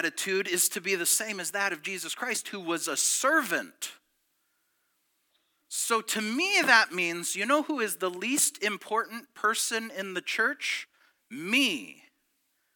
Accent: near Detroit, Michigan, United States; also born or lived in Petoskey, Michigan; I was born in Petoskey, and then we moved down near Detroit, and it was in the 80s

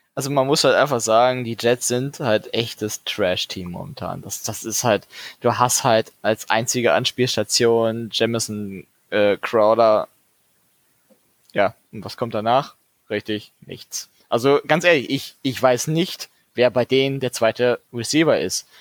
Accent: Dortmund, North Rhine-Westphalia, Germany; für mich als Dortmunder

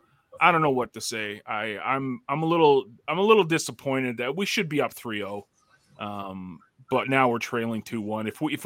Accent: Toronto, Ontario, Canada; I can use that card because I'm from

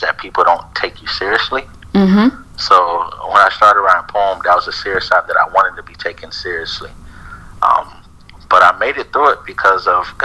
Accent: Naples, Florida, United States; I was born here in Naples, Florida.

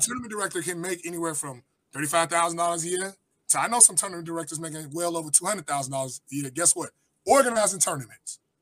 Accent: Chicago, Illinois, United States; I come from Chicago, Chatham area, south side of Chicago

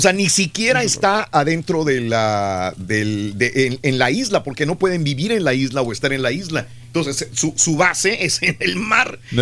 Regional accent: Mexico; moved away; also born or lived in Mexico City / northern Mexico; somos mexicanos y que hemos vivido en la Ciudad de México

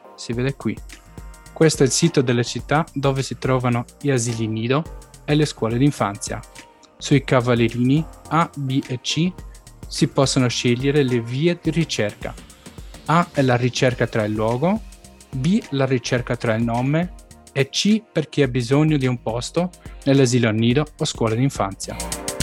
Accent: Stuttgart, Baden-Württemberg, Germany; sono nato e cresciuto a Stoccarda

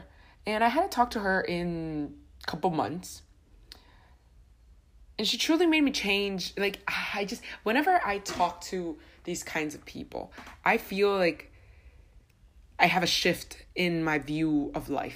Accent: Honduras; moved away; I'm from Honduras

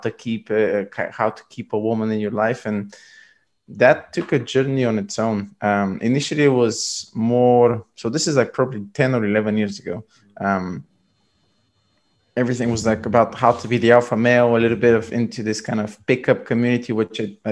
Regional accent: Bulgaria; moved away as an adult; also born or lived in London; I'm originally from Bulgaria

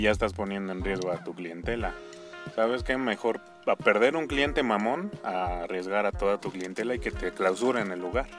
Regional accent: Mexico; Como buen mexicano, como buenos mexicanos.

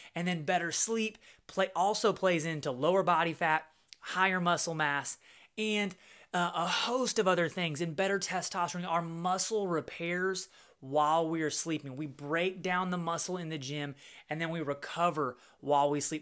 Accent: Little Rock, Arkansas, United States; Little Rock, Arkansas, which is my hometown

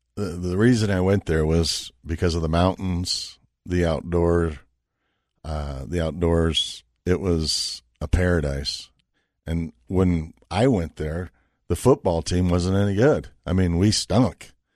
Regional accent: Las Vegas, Nevada, United States; also born or lived in Boulder, Colorado; I was from Vegas

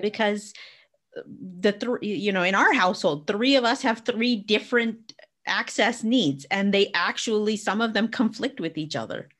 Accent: Arizona, United States; now in England, United Kingdom; I grew up in Arizona.

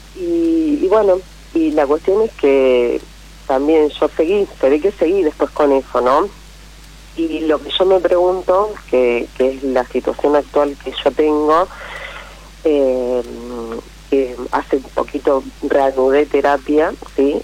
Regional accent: Pergamino, Buenos Aires Province, Argentina; volvemos al lugar a donde yo nací, que es Pergamino, no miento, a donde me crié, que es Pergamino

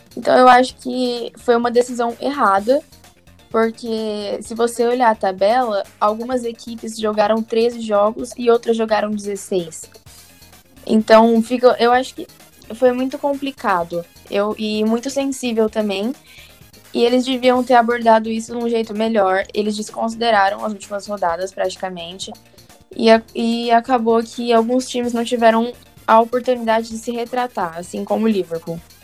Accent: interior of São Paulo, Brazil; eu sou do interior de São Paulo

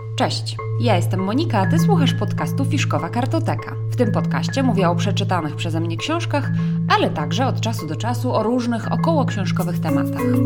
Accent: Łódź, Łódź Voivodeship, Poland; Łódź jest moim rodzinnym miastem

